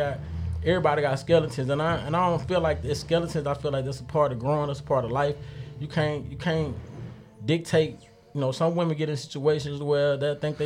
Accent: Grenada, Mississippi, United States; born and raised in Grenada, little Grenada

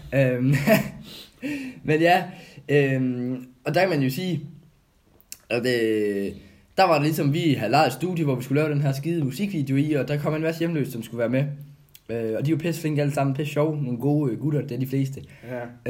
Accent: Odense, Southern Denmark, Denmark; moved away; also born or lived in Kolding; hvor jeg er fra jo, det er jo det fynske land, der, der ligger i blodet

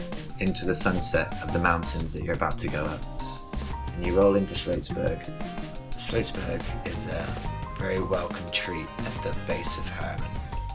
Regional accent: United Kingdom; now in Brooklyn, United States; I'm originally from the UK. Everyone else from the UK also now lives in Williamsburg in Brooklyn, apparently.

